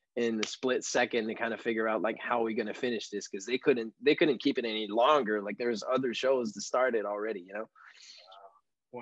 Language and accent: English; South Shore of Montreal, Quebec, Canada; first language French; English is a second language; in my hometown here, which is 20, 25 minutes away from Montreal on the South Shore